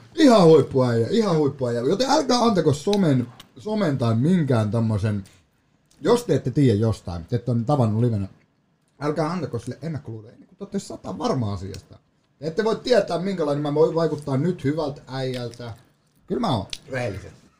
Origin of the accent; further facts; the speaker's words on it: Vantaa, Uusimaa, Finland; also born or lived in Joensuu, Finland; mä oon kasvanut Koivukylässä 18 vuotta ja en hehkuta kotikylää, mä rakastan mun kotikylää